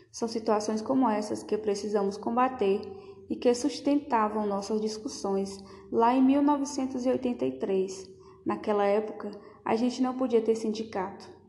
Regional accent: Santo Amaro, Bahia, Brazil; also born or lived in Salvador; Eu nasci em Salvador, no ano de 1957, no bairro de Cosme de Farias. Quando eu fiz cinco anos, meu pai morreu e minha mãe voltou para a zona rural de Santo Amaro da Purificação.

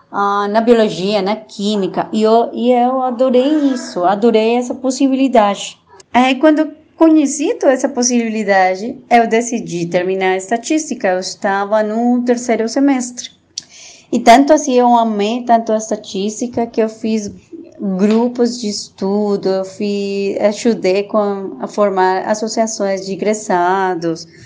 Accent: Bogotá, Colombia; born there; Portuguese is a second language; Eu nasci em Bogotá, a cidade capital da Colômbia, mas meu pai eh, ele foi da polícia e a gente teve que morar em muitos outros lugares pelo seu trabalho.

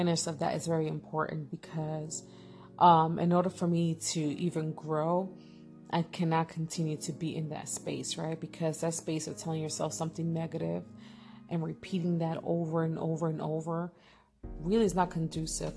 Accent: New York City, New York, United States; I'm actually born and raised in East New York, Brooklyn

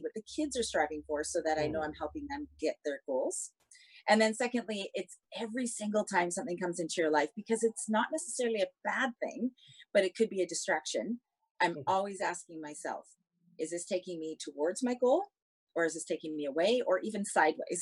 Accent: Canada; moved away as an adult; now in Singapore; I'm from Canada

